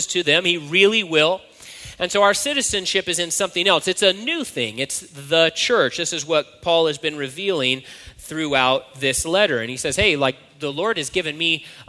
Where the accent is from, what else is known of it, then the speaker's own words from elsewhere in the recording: United States; I'm an American citizen